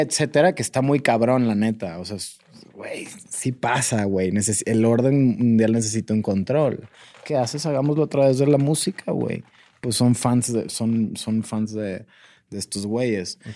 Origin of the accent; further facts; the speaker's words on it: Sonora, Mexico; now in Mexico City, Mexico; yo me fui de Sonora porque yo soy de una ciudad muy pequeña y me vine a la Ciudad de México